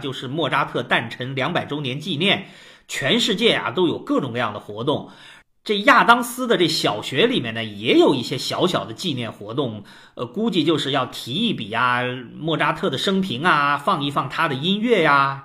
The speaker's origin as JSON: {"language": "Chinese", "country": "China", "said": "我们中国人"}